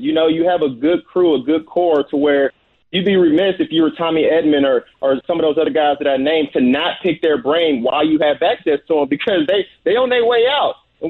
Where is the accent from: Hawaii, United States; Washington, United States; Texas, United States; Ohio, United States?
Texas, United States; Houston; I'm from Houston